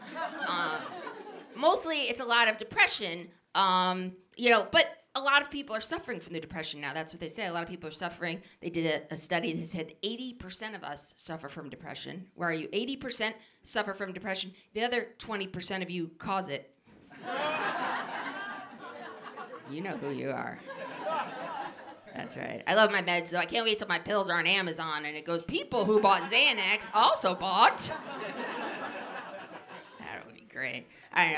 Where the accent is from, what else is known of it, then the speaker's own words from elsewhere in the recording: New Jersey, United States; I grew up in New Jersey